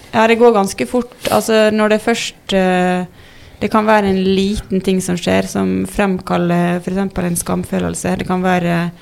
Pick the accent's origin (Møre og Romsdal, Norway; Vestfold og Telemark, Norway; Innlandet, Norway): Møre og Romsdal, Norway; Ålesund; moved away as an adult; now in Oslo, Norway; jeg er jo fra Ålesund, egentlig. Mm. Men det er halve livet siden jeg bodde